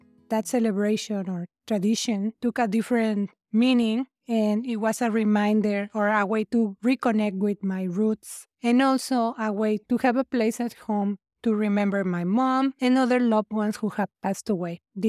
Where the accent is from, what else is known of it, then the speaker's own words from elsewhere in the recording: Mexico City, Mexico; moved away as an adult; now in Las Vegas, United States; I grew up in Mexico City. I moved from there to Nevada 23 years ago.